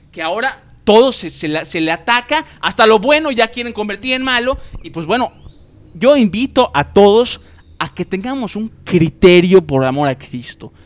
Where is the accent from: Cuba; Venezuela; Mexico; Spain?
Mexico; Yucatán; todos somos mexicanos, todos somos yucatecos